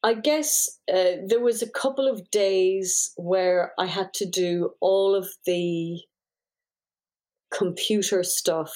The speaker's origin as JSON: {"language": "English", "country": "Ireland", "said": "being Irish"}